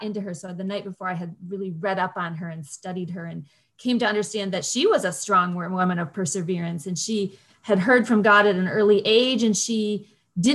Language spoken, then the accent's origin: English; Grand Rapids, Michigan, United States; I'm from Grand Rapids.